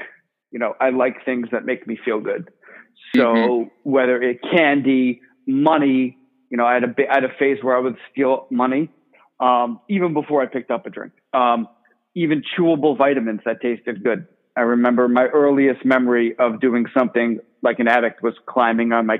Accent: Millburn, New Jersey, United States; I grew up in North Jersey, Millburn, New Jersey

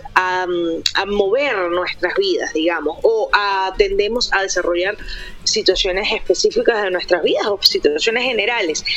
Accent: Venezuela; also born or lived in Santiago, Chile; now in Medellín, Colombia; soy venezolana, eh, viví cuatro años en Santiago, amo Chile, me siento chilena

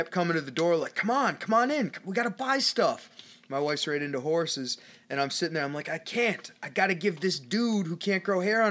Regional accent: Canada; I'm Canadian

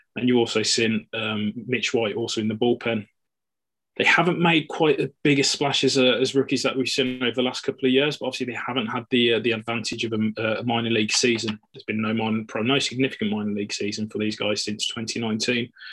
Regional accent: United Kingdom; as British Dodgers fans

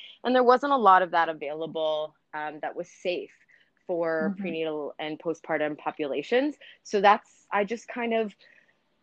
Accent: Canada; also born or lived in New York; I'm Canadian. I live in Toronto now

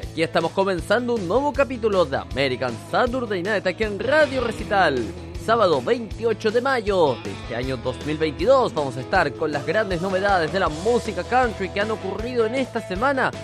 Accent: Chile; le dicen en mi país

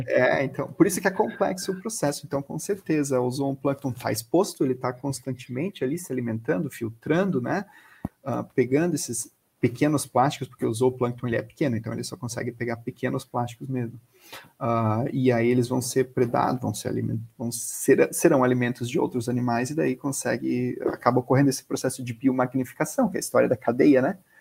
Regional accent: Florianópolis, Santa Catarina, Brazil; eu sou de Florianópolis

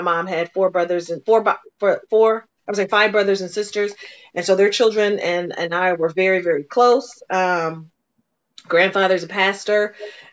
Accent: Detroit, Michigan, United States; I grew up in Detroit.

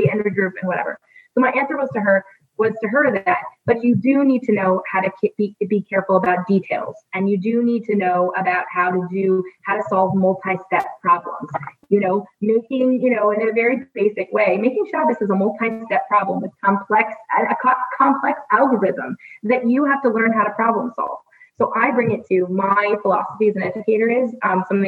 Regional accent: United States; being an American

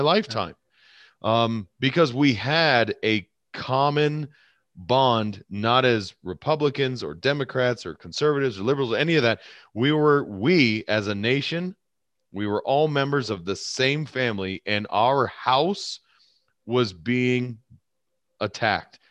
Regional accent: United States; as an American citizen. As an American

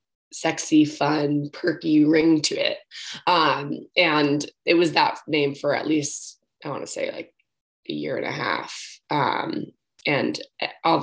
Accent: New York, United States; I'm originally from New York and studied business and entrepreneurship actually at Brown

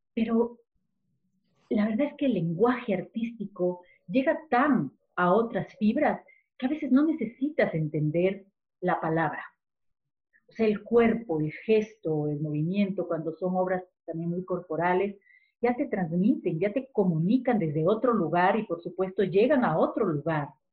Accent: Ecuador; como ecuatorianos

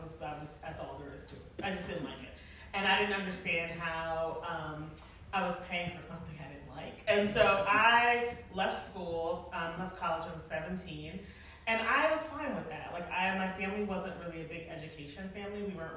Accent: Philadelphia, Pennsylvania, United States; I'm also from Philadelphia, so I don't even need my phone.

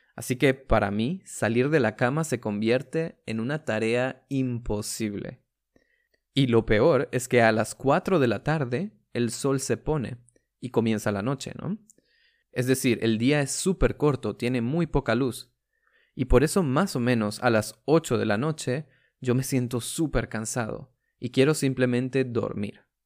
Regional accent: Venezuela; moved away as an adult; now in Germany; en mi país, Venezuela

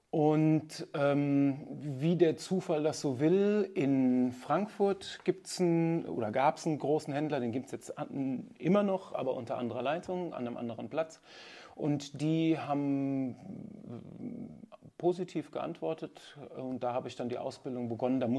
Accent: Nigeria; ich bin in Nigeria aufgewachsen. Meine Eltern sind mit mir, als ich zwei Jahre alt war, nach Nigeria gegangen.

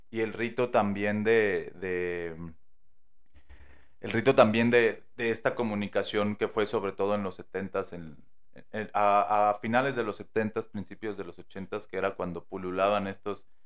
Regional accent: Mexico; pues sí soy mexicano, pero no soy de acá. Y empiezo a yo fingir el acento, ¿no?

